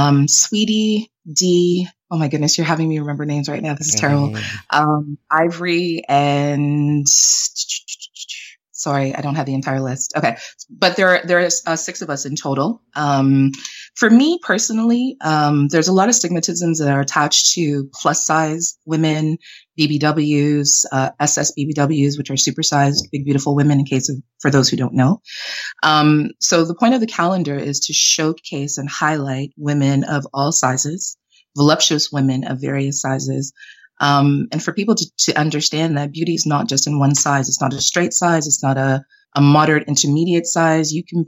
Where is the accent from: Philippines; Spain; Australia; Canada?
Canada; also born or lived in Jamaica; I'm Jamaican Canadian, but I was born in Jamaica, raised in Canada.